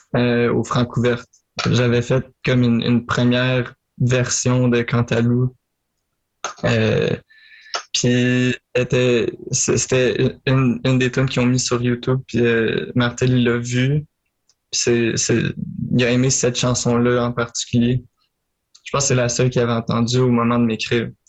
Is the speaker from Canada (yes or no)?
yes; Marieville, Quebec, Canada; je viens de Marieville. En Montérégie, là, sur la rive sud